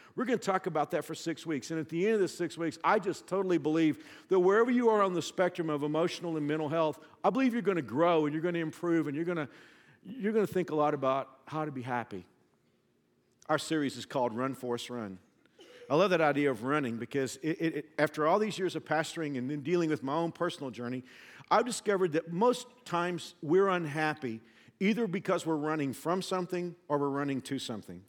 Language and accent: English; the South, United States; I'm from the South